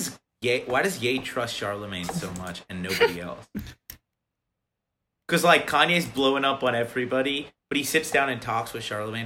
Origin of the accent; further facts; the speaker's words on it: Dublin, Ohio, United States; I'm from Dublin, Ohio